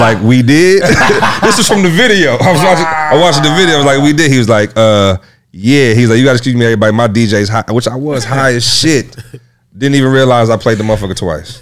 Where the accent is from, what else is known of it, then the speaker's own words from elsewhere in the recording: Lansing, Michigan, United States; now in Atlanta, United States; I'm originally from Lansing, Michigan